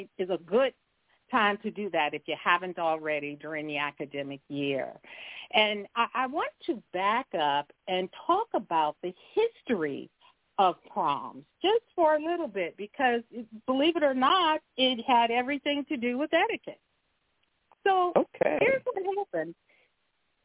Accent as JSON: {"language": "English", "town": "Compton", "region": "California", "country": "United States", "tie": "born or raised there", "said": "I grew up in Compton, California"}